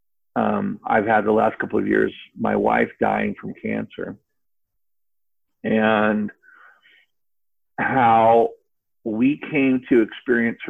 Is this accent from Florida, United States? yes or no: yes; Cape Canaveral, Florida, United States; I was raised in Florida, Cape Canaveral